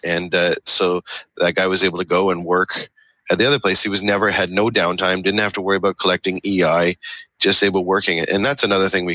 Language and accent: English; Canada; I'm Canadian